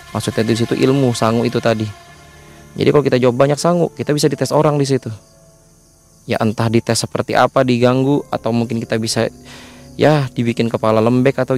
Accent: Kalimantan, Indonesia; walaupun saya juga asli putra Kalimantan tapi kan saya mendatangi daerah baru yang bukan daerah saya

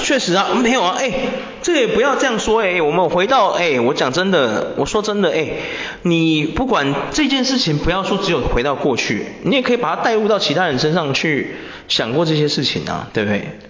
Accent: Taiwan; 我们台湾人

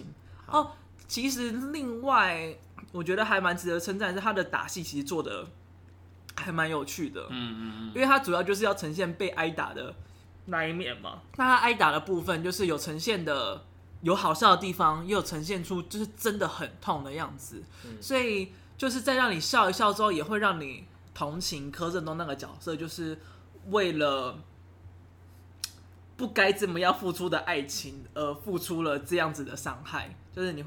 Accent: Taiwan; 是，只是因为你知道，就身为台湾人，对，太熟悉了。

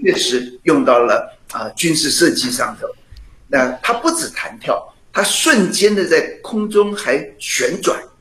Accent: Penghu County, Taiwan; moved away; 我小时候在澎湖

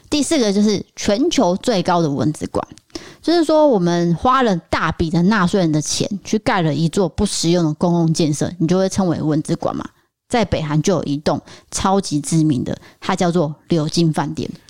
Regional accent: Taiwan; 我们台湾人

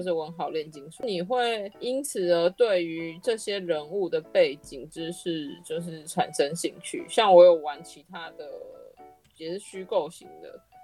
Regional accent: Taiwan; 因为我们是台湾人

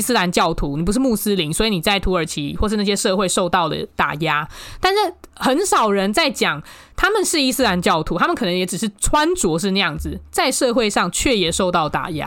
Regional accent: Taiwan; moved away as an adult; also born or lived in Istanbul, Turkey; 我台湾人

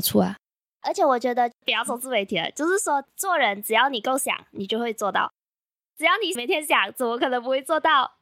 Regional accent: Malaysia; 我是来自马来西亚的

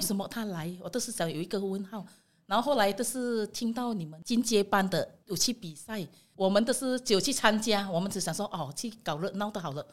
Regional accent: Indonesia; Chinese is a second language; moved away as an adult; now in Taiwan; 我从印尼来

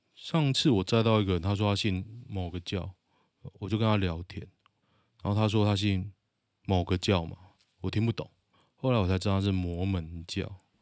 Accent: Taoyuan, Taiwan; 我是桃园人

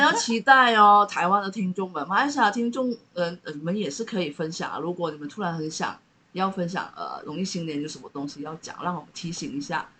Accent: East Malaysia, Malaysia; 我们东马那边，因为我是广东的，就客家人

